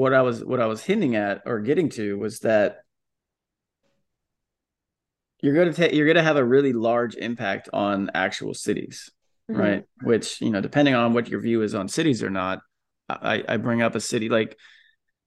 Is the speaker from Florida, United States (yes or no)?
yes; Florida, United States; moved away; also born or lived in Bay Area, California; Where I grew up in Florida